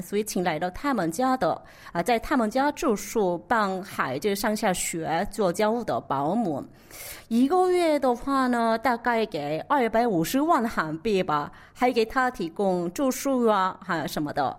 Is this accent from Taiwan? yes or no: no; South Korea; Chinese is a second language; also born or lived in Beijing, China; 我主要是在韩国学习的，我，我是作为一个土生土长的长国人